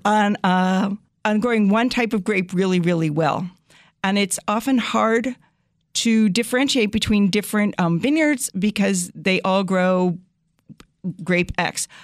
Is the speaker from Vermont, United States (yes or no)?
no; New Jersey, United States; moved away as an adult; also born or lived in Connecticut / Syracuse, New York; now in El Dorado County, California, United States; I grew up in New Jersey